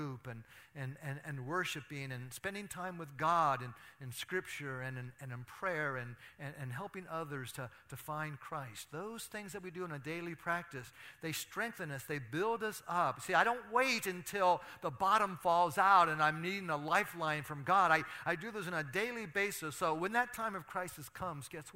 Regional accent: Athens, United States; my hometown of Athens

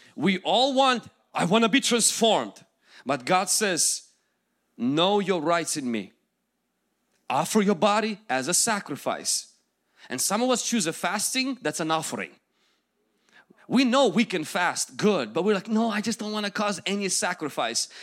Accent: Ukraine; English is a second language; moved away; I will go back to my country, where I came from

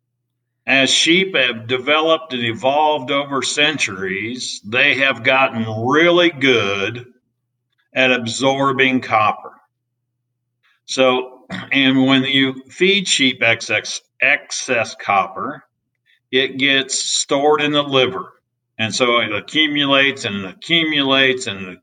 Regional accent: Indiana, United States; moved away as an adult; also born or lived in Las Cruces, New Mexico; now in Iowa, United States; I grew up in Indiana

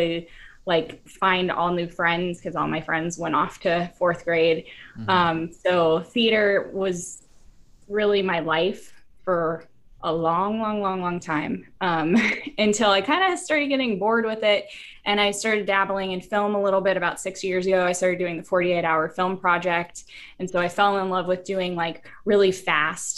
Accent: Houston, Texas, United States; moved away as an adult; now in Chicago, United States; a little white girl from Texas. I'm originally from Houston, but I've been in Chicago

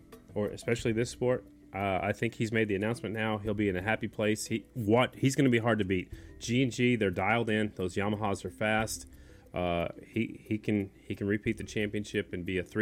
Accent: Oklahoma, United States; a kid growing up in Oklahoma

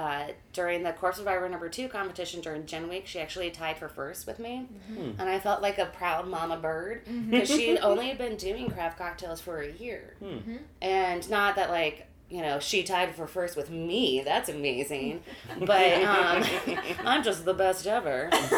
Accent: St. Louis, Missouri, United States; also born or lived in Indiana; I was born in Indiana, grew up in St. Louis, moved around for a while.

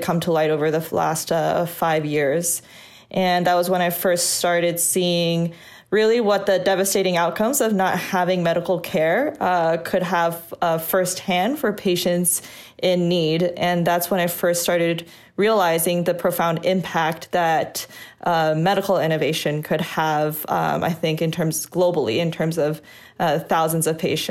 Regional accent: Northern Virginia, United States; also born or lived in Washington, D.C. area; I grew up in Northern Virginia, just outside the NIH

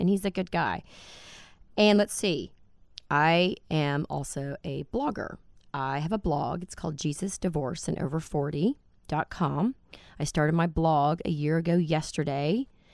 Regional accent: Dallas, Texas, United States; I'm from Dallas, born and raised in this crazy, very biblical town that we live

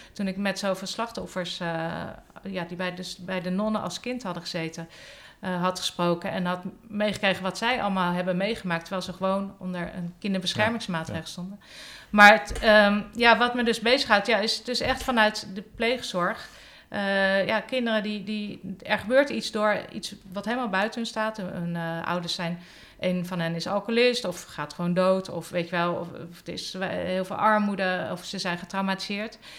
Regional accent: Hendrik-Ido-Ambacht, South Holland, Netherlands; moved away as an adult; also born or lived in Velp; na drie maanden zijn mijn ouders verhuisd naar Hendrik de Ambacht. Dat is een forense stadje, zeg maar. Een dorpje onder mhm. Rotterdam. En daar heb ik tot mijn negentiende eh, gewoond

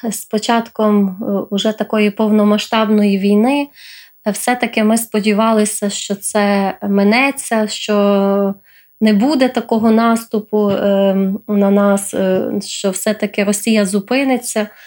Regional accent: Ukraine; Е, в мене е, дитинство проходило в різних регіонах України.

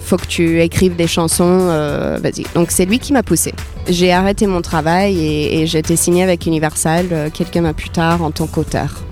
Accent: Iowa, United States; French is a second language; moved away as an adult; also born or lived in Paris, France; now in France; j'ai grandi aux États-Unis. Je suis née dans l'Iowa, au milieu des États-Unis

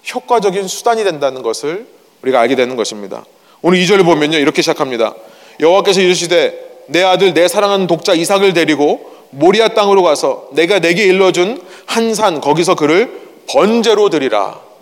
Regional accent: South Korea; moved away; 제가 어렸을 때 저는 한국에서 자랐는데요

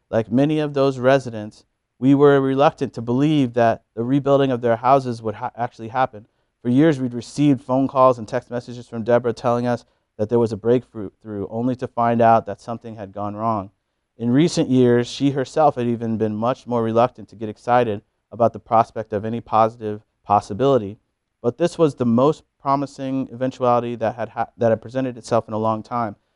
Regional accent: Missouri, United States; We are both from Missouri. I lived there for much of my life, attending high school in southeast corner of the state, college in Kansas City, and graduate school in Columbia

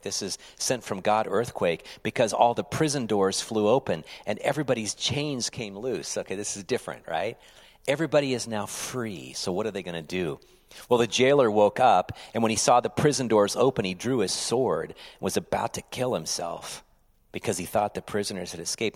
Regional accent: United States; as an American citizen

